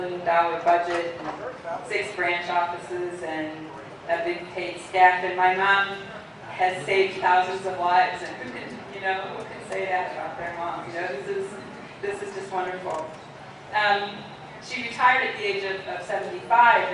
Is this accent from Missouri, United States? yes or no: yes; St. Louis, Missouri, United States; I was born and raised in St. Louis